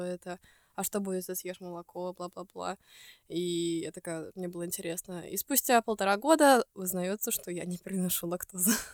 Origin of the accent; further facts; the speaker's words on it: Estonia; из Эстонии